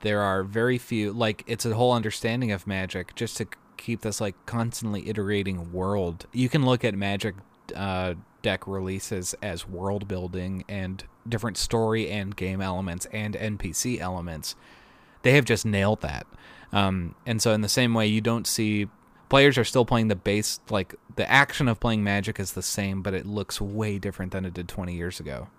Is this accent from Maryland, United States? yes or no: yes; Maryland, United States; I grew up in Maryland